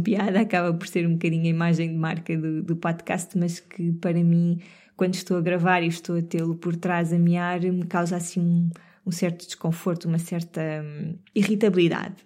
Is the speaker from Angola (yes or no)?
no; Sintra, Lisbon, Portugal; Serra de Sintra num passeio muito mágico pela natureza, por sítios onde eu cresci